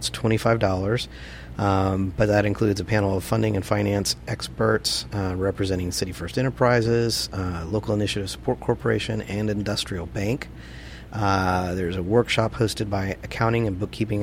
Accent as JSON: {"language": "English", "region": "Texas", "country": "United States", "tie": "born or raised there", "moved": "yes", "said": "I'm from Texas and grew up with all this"}